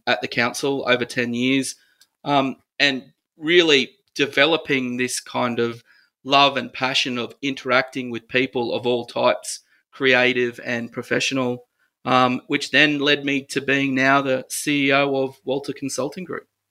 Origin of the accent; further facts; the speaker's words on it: Ipswich, Queensland, Australia; I'm a Ipswich boy, so I'm Ipswich born and bred, and love my hometown